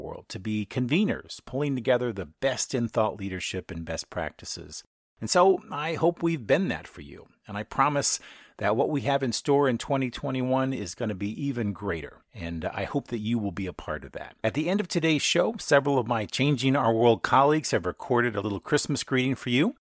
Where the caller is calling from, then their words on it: Pennsylvania, United States; I'm broadcasting from Pennsylvania, and we're in the middle of a big snowstorm.